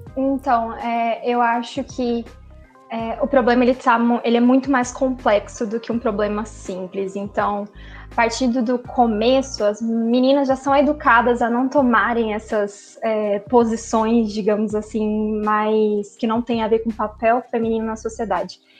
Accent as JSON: {"language": "Portuguese", "town": "Campo Grande", "region": "Mato Grosso do Sul", "country": "Brazil", "also_born_or_lived": "Uberlândia / Belo Horizonte", "said": "eu não sou de Uberlândia, eu sou daqui de Campo Grande"}